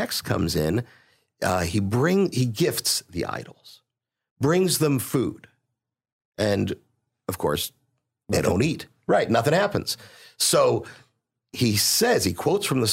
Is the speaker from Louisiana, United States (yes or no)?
no; Pittsburgh, Pennsylvania, United States; moved away as an adult; now in Houston, United States; I did grow up in Pittsburgh. I've been in Houston for close to 30 years